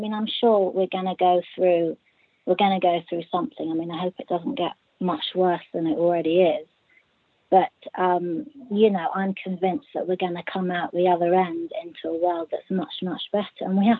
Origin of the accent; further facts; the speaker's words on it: Bristol, South West England, United Kingdom; I'm from Bristol.